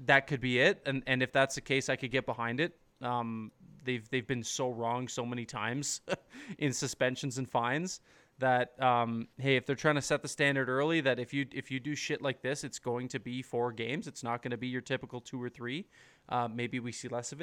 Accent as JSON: {"language": "English", "town": "Guelph", "region": "Ontario", "country": "Canada", "said": "I'm from Guelph."}